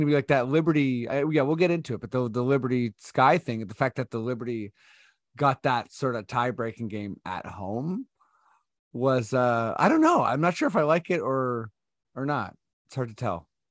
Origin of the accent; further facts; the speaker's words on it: Toronto, Ontario, Canada; I'm from Toronto